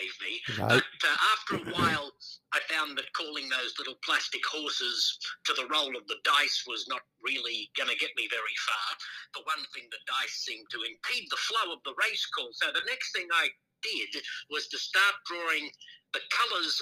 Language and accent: English; Brisbane, Queensland, Australia; moved away as an adult; also born or lived in Los Angeles, United States; my hometown of Brisbane, Australia